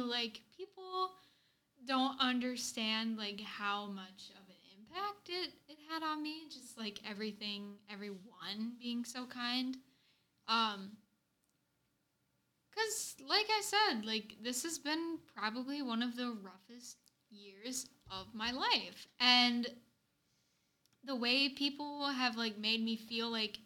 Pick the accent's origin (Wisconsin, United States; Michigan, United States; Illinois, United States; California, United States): Wisconsin, United States; rural; moved away; I grew up in rural Wisconsin